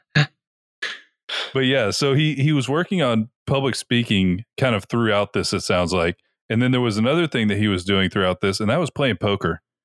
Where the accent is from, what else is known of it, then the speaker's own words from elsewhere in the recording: Tampa, Florida, United States; we're from Tampa